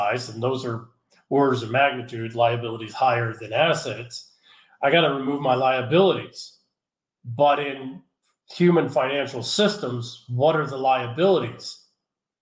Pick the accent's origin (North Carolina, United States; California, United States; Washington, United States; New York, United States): California, United States; San Francisco; moved away as an adult; I just moved from San Francisco. Sadly, it breaks my heart to leave my hometown.